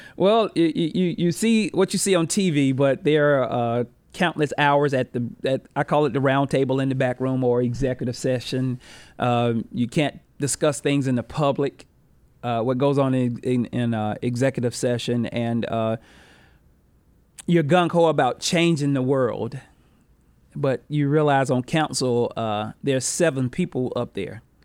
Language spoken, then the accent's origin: English; Rock Hill, South Carolina, United States; I grew up on Green Street